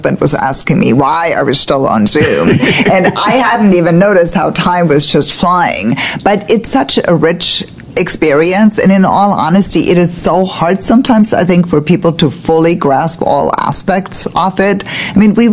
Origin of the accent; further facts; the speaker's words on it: Germany; now in Annapolis, United States; I grew up in Germany